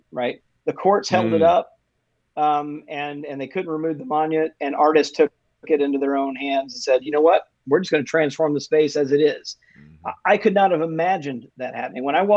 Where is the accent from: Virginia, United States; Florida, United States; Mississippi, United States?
Mississippi, United States; My home state of Mississippi